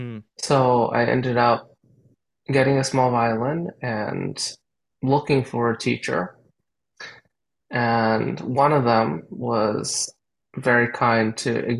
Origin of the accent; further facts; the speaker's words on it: Canada; like a lot of young people growing up in Canada, I started off being exposed to music